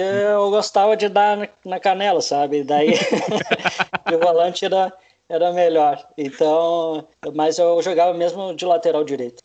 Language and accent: Portuguese; Campo Bom, Rio Grande do Sul, Brazil; also born or lived in Novo Hamburgo / Butiá / Porto Alegre; mas eu nunca morei em Novo Hamburgo, morei em Campo Bom várias vezes, é a cidade que eu mais morei, então uhum. eu me considero campo bonense